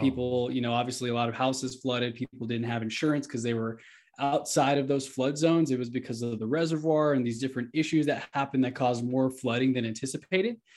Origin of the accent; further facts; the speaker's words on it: Houston, Texas, United States; now in Denver, United States; I'm from Houston